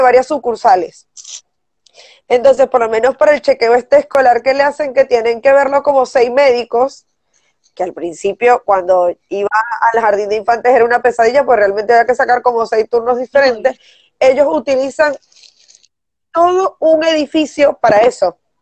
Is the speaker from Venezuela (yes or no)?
yes; Venezuela; moved away; está uno acostumbrado como venezolano